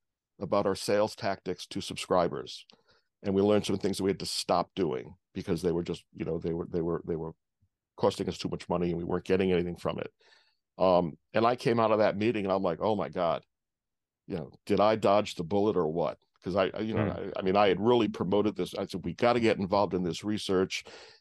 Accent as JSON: {"language": "English", "region": "East Coast", "country": "United States", "tie": "born or raised there", "said": "growing up on the East Coast and going to school in Rhode Island and going to college in Rhode Island, and then all of a sudden I'm plunked down in the middle of a cornfield in Indiana."}